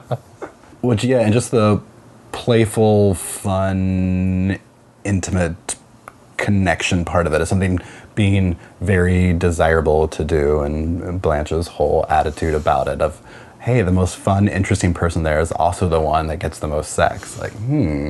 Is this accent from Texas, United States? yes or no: no; Kansas, United States; I am originally from Kansas